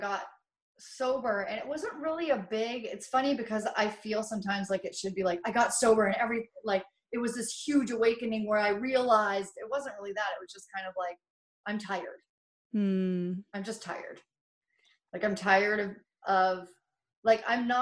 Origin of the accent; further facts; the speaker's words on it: Kennewick, Washington, United States; I grew up in Kennewick, Washington